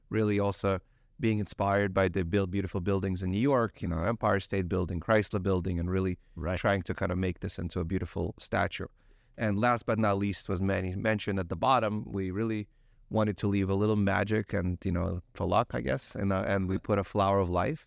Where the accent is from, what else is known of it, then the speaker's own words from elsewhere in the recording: Ukraine; now in United States; I originally I'm from Ukraine. So I'm actually arrived here as an immigrant uh, about 30 years ago